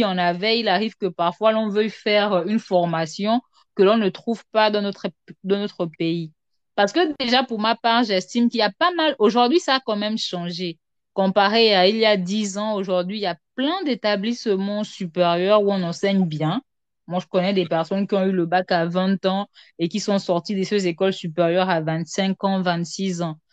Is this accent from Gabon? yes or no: yes; Gabon; je suis gabonaise, euh, résident au Gabon